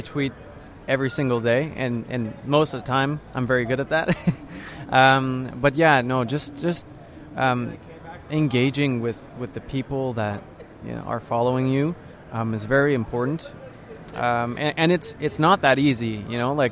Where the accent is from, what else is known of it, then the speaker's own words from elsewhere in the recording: Ottawa, Ontario, Canada; first language French; English is a second language; I come from a kind of like a bilingual city in Canada, Ottawa, the capital. And I grew up and I went to French school